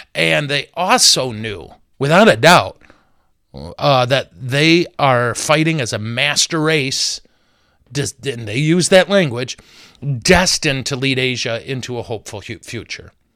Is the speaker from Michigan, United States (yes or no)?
yes; Flint, Michigan, United States; I'm from Flint, and we're here in Flint.